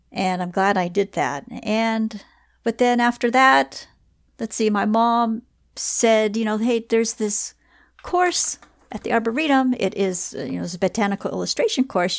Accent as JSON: {"language": "English", "region": "Southern California", "country": "United States", "tie": "born or raised there", "said": "I'm born and raised, uh, in California"}